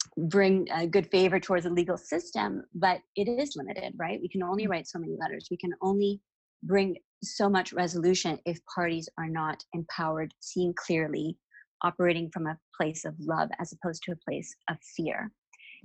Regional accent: Toronto, Ontario, Canada; I was 16 when my parents decided to move to Kenya, which was a fun little experience for me growing up in Toronto.

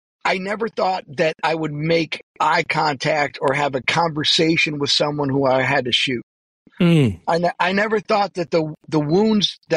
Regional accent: Buffalo, New York, United States; I'm from Buffalo

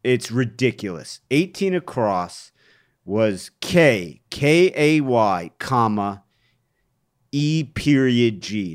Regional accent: Cleveland, Ohio, United States; Cleveland, historically, has, my hometown has been the butt of many jokes.

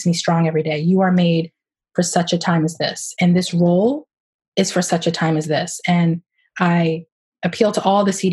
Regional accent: Boston, Massachusetts, United States; I grew up in Roxbury, a part of the city that is a melting pot for sure

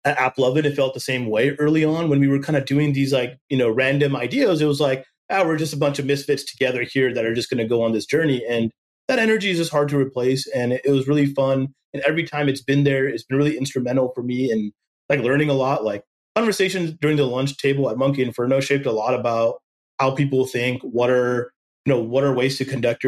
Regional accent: Silicon Valley, California, United States; even growing up in Silicon Valley, you didn't immediately have like a network. Like, I don't know, like a bunch of VCs just from growing up here

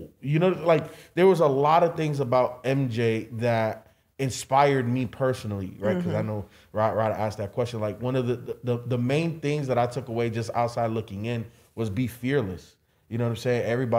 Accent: Chicago, Illinois, United States; Michael Jordan, growing up in Chicago, that was the first person that I saw like on like a higher level

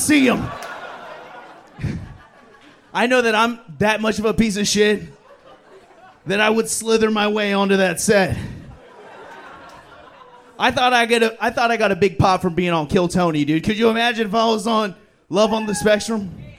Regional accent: Philippines; No, I'm Filipino. I'm a water Mexican.

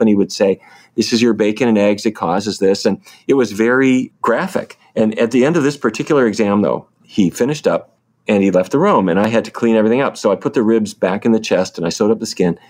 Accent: Fargo, North Dakota, United States; moved away; I grew up in North Dakota

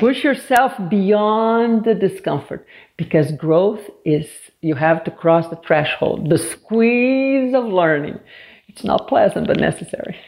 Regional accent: Brazil; also born or lived in Washington, D.C. area; now in United States; I'm originally from Brazil, and I moved here um, 30 some years ago

